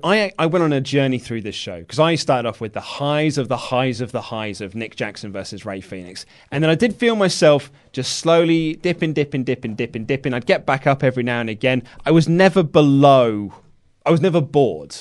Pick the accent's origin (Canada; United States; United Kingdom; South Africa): United Kingdom; we're British